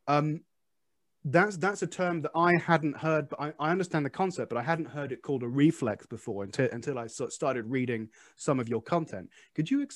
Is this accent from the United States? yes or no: no; England, United Kingdom; moved away; I'm English.